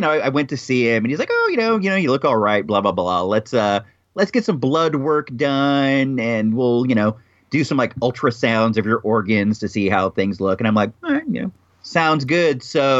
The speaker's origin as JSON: {"language": "English", "country": "United States", "said": "As a proud American, it's offensive to me."}